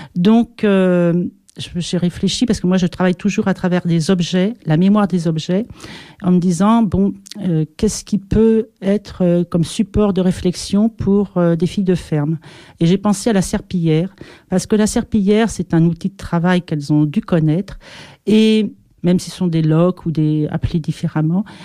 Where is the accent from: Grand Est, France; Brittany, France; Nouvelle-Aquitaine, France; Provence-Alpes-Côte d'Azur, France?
Nouvelle-Aquitaine, France; Pyrénées-Atlantiques; je suis française, d'origine euh, donc des Pyrénées de ce côté-là